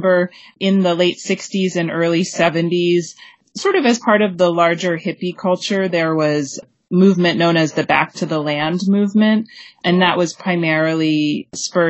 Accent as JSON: {"language": "English", "region": "Maine", "country": "United States", "tie": "born or raised there", "said": "And I was actually growing up in Maine at the time"}